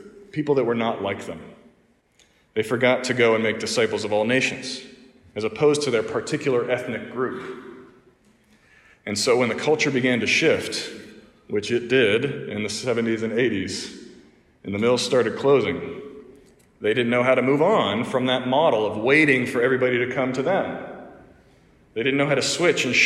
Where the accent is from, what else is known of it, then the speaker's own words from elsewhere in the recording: Pittsburgh, Pennsylvania, United States; moved away as an adult; now in Mount Pleasant, South Carolina, United States; all those churches up in my hometown, up in Pittsburgh